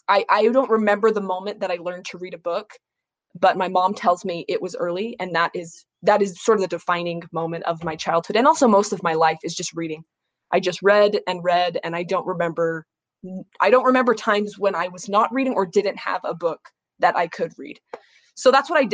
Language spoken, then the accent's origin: English; Orem, Utah, United States; also born or lived in Texas; born and raised in Orem. Only moved to Texas for 18 months, then came right back to Orem. So it is really like my hometown